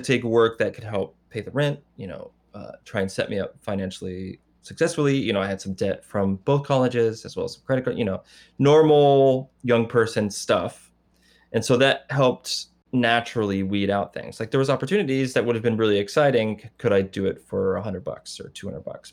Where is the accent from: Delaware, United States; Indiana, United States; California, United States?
Indiana, United States; moved away; I'm not from Detroit. I'm from Indiana.